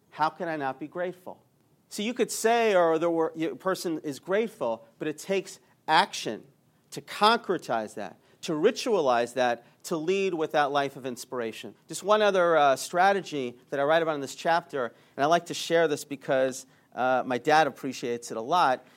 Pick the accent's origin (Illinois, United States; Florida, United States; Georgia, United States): Georgia, United States; Atlanta; I grew up in Atlanta